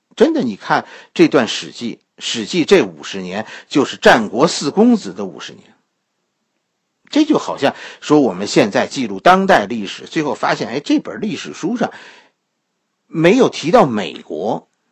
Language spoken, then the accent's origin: Chinese; China; 我们中国人